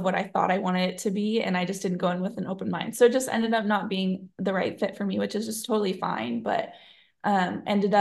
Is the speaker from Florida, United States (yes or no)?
no; Eugene, Oregon, United States; moved away; I am born and raised in Eugene, Oregon.